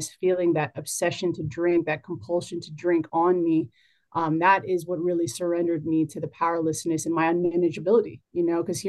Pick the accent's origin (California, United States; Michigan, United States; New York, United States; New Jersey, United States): New Jersey, United States; now in Maryland, United States; I was born and raised in Jersey